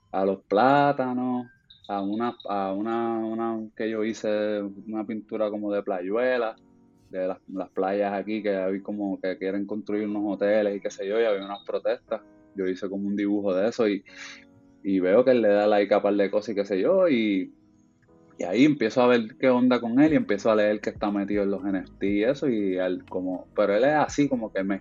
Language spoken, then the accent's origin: Spanish; Puerto Rico; moved away; yo me fui por ahí de Puerto Rico hace 10 años y pues a, hacer, tratar de hacer cine y otras cosas